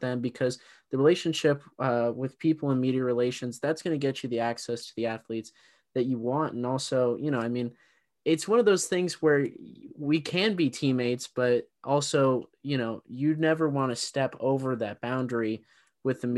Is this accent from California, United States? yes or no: yes; Bay Area, California, United States; growing up in the Bay Area